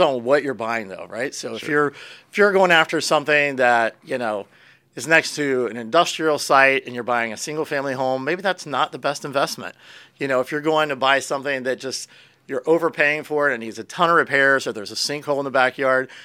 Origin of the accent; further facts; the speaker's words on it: Pennsylvania, United States; now in Florida, United States; I grew up in Pennsylvania